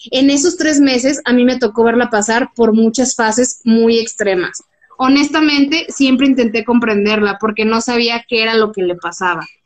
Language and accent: Spanish; Guadalajara, Jalisco, Mexico; also born or lived in Ensenada; Obvio, yo soy de Guadalajara y tenía cinco años viviendo en esa ciudad y no lo conocía.